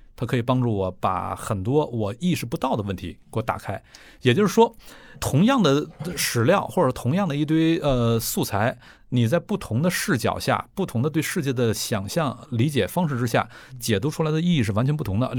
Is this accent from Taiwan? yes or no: no; Northeast China, China; moved away; 尽管我是从 准边疆来的，从东北， 东北是历史上就是边疆啊